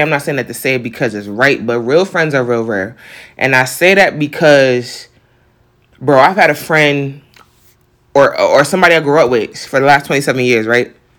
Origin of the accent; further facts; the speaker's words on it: New York, United States; accent: New York; my New York accent